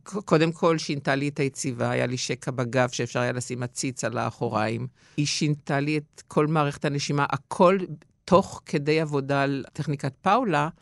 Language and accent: Hebrew; Givatayim, Tel Aviv District, Israel; גם זה שאף פעם לא עזבתי את הארץ ולא גרתי במקום אחר, חוץ מאשר לצורך של השתלמות או איזו הפקה אופראית, אבל, השורשים נשארו בגבעתיים